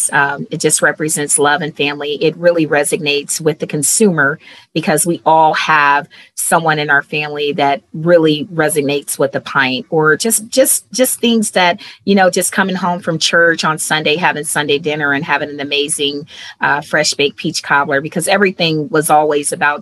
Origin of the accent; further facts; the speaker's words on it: Cleveland, Ohio, United States; moved away as an adult; I'm originally from Cleveland, Ohio